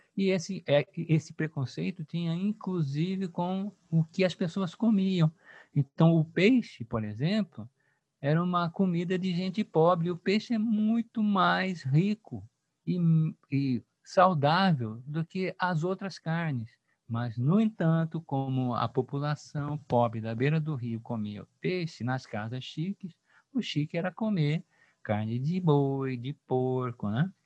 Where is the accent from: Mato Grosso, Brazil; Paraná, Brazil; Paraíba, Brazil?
Mato Grosso, Brazil; Cuiabá; accent: cuiabano; also born or lived in São Paulo / Rio de Janeiro; Eu sou cuiabano, nasci aqui, a minha mãe é de Minas Gerais e fui estudar em São Paulo e depois no Rio de Janeiro.